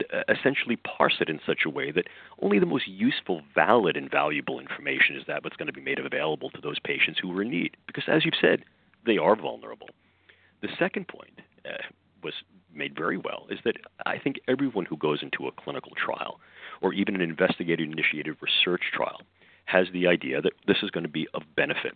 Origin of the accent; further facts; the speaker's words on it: New York, United States; accent: New York; my New York accent